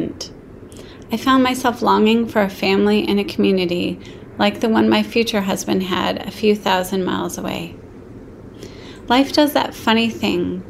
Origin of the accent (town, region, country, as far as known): Aspen, Colorado, United States; born or raised there